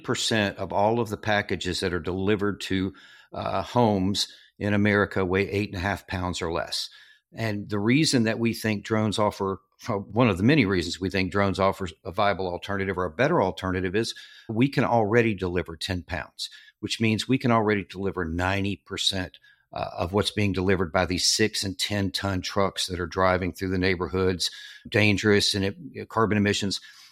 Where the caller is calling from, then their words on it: Virginia Beach, Virginia, United States; I am calling in from Virginia Beach, Virginia.